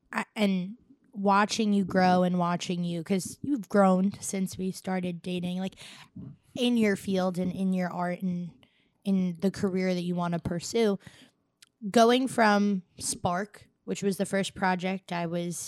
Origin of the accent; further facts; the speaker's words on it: Staten Island, New York, United States; I'm an Irish girl Staten Island with a little bit of Italian sprinkled in.